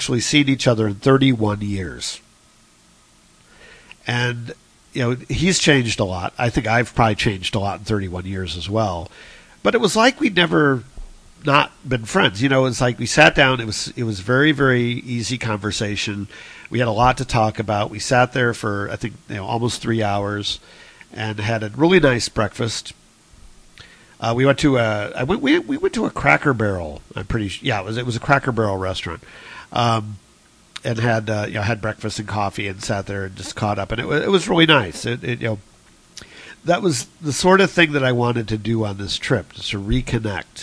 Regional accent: Ohio, United States; now in Chicago, United States; beautiful state Ohio. It is my home state, and I still think of Ohio as being my home

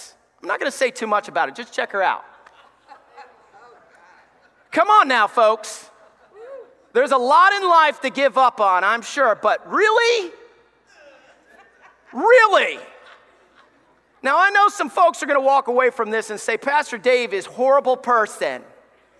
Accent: Alabama, United States; I grew up in church in Alabama

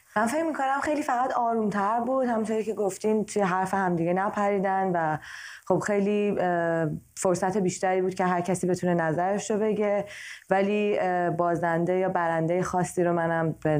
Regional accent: Iran; now in United States; چون توی کشور آمریکا زندگی میکنم برای کشوری که درش در حال زندگی کردن هستم و همچنین به عنوان یک ایرانی امریکن

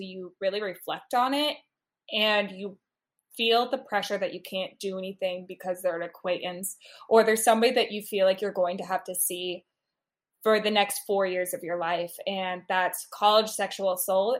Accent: Midwest, United States; also born or lived in Washington, D.C.; I have been born and raised in the Midwest

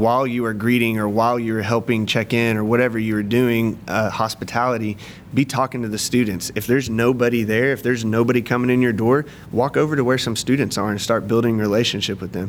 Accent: McAlester, Oklahoma, United States; also born or lived in Edmond, Oklahoma; I grew up in McAllister, Oklahoma

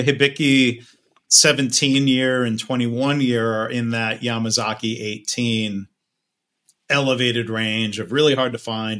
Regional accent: Livonia, Michigan, United States; also born or lived in Dayton, Ohio; Livonia, Michigan, which is where I grew up from first grade through high school.

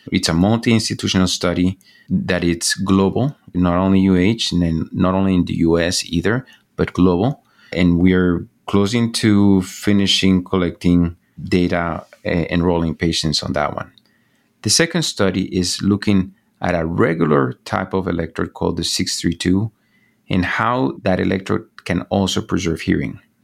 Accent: Bogota, Bogotá Capital District, Colombia; moved away as an adult; now in United States; I was born and raised in Bogota, Colombia.

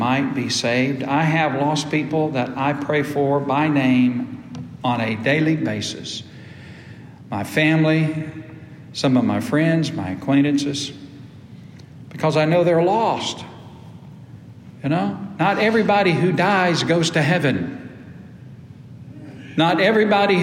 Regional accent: United States; also born or lived in Ashburn, Georgia; when I was growing up in Antioch Baptist Church, little old whippersnapper in the Paytonville community

